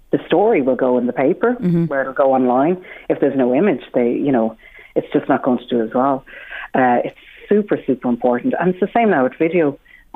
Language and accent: English; Ireland; being Irish